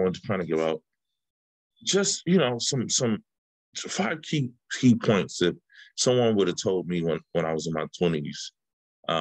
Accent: Oakland, California, United States; I'm from the Bay Area, I'm from Oakland, and, you know, I'm a kid from the 80s and the 90s

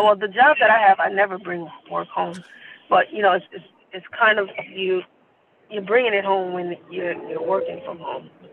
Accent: New York City, New York, United States; live in Queens and I am from Queens, born and raised

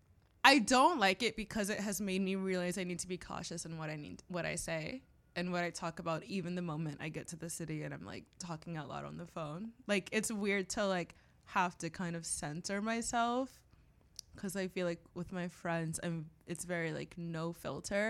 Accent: Florida, United States; now in New York, United States; I'm from Florida.

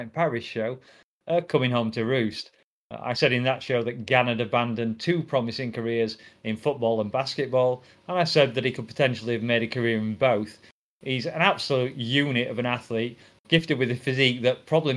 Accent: England, United Kingdom; I'm English

